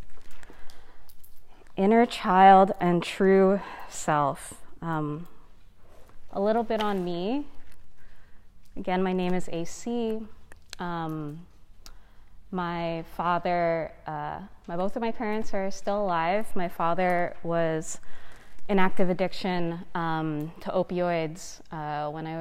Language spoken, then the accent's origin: English; United States; a first generation American. So my parents are immigrants from the Philippines